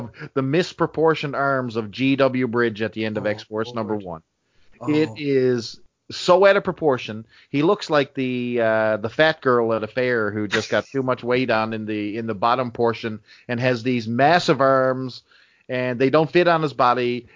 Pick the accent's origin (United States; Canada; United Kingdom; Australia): Canada; us Canadians